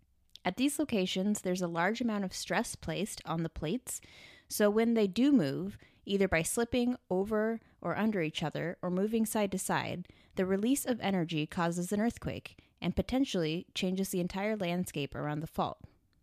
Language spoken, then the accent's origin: English; Oregon, United States; I'm from Oregon